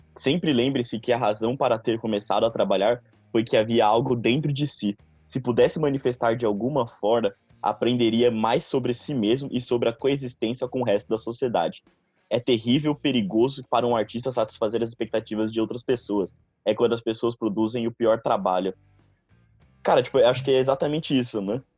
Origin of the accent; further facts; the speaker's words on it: São Paulo, Brazil; eu sou de São Paulo